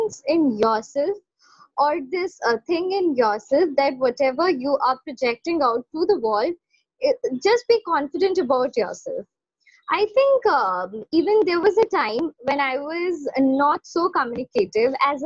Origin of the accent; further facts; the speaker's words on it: Kolkata, West Bengal, India; I am from Kolkata